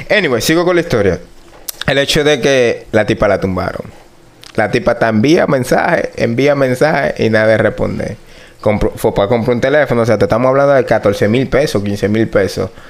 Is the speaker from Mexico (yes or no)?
yes; Mexico; Porque yo como mexicano, no, yo no.